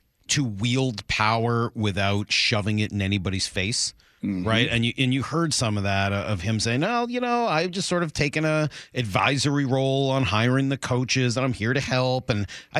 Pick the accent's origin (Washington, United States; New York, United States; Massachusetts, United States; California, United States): Massachusetts, United States; Boston; now in Seattle, United States; growing up in Boston